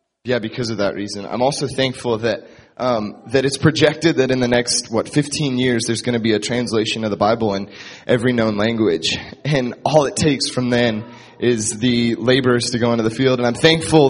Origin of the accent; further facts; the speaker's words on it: Indianapolis, Indiana, United States; I'm actually from Indianapolis